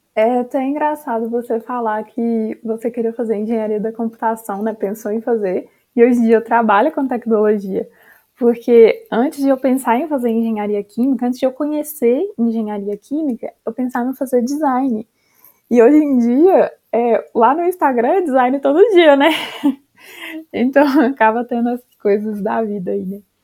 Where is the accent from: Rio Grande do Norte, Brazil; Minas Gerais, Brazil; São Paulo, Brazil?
Minas Gerais, Brazil; eu sou de Minas Gerais e a gente tem, acho que, é, uma refinaria só que fica lá perto da minha cidade